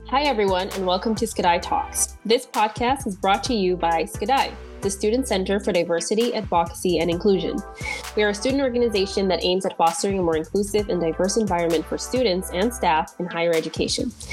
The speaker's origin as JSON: {"language": "English", "country": "Caribbean Netherlands", "tie": "born or raised there", "moved": "as an adult", "lives_now": "Netherlands", "said": "I was born on Bonaire to Dominican parents"}